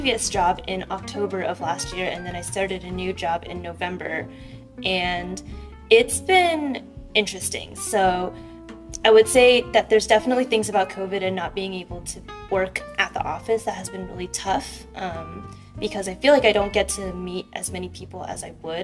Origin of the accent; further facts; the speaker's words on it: Fremont, California, United States; I grew up in Fremont, which is on the east side of the Bay Area, and it's about like an hour from San Francisco